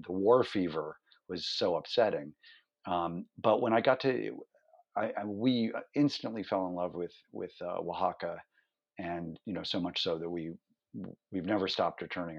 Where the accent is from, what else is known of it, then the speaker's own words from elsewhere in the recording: Cleveland, Ohio, United States; moved away as an adult; also born or lived in New York City; growing up in Cleveland, Ohio, he and I started a fanzine